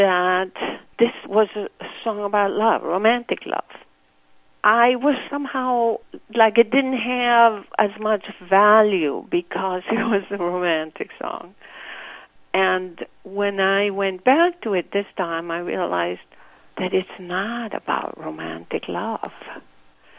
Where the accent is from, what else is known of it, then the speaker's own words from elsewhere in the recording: Santiago, Santiago Metropolitan Region, Chile; first language Spanish; English is a second language; moved away as an adult; now in Milwaukee, United States; I grew up in Santiago